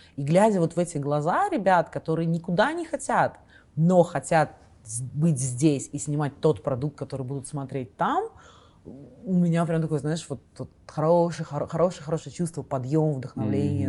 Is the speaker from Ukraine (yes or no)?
no; Kazakhstan; moved away as an adult; also born or lived in Russia; now in New Zealand; я из Казахстана